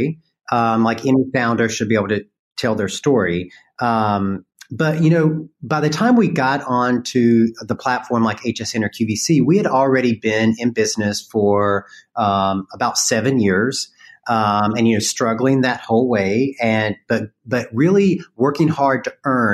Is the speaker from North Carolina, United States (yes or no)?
yes; North Carolina, United States; accent: Southern; moved away; I grew up in North Carolina. And I'm very proud of that. So thank you for picking up my accent